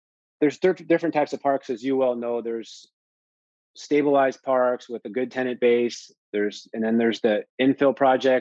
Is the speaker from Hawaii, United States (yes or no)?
no; California, United States; I'm from California.